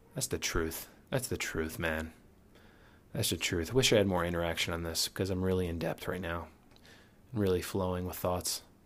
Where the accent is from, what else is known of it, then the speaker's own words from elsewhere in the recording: Connecticut, United States; moved away as an adult; also born or lived in New York City; now in New York, United States; we're from Connecticut